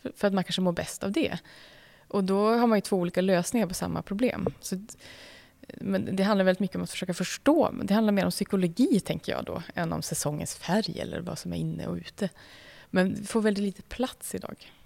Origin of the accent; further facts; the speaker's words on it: Umeå, Västerbotten County, Sweden; den stan där jag växte upp i, i Umeå